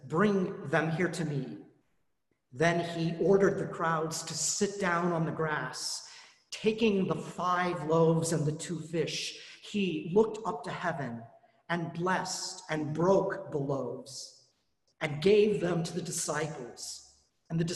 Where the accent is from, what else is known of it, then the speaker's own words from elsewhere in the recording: Colorado, United States; I grew up in Colorado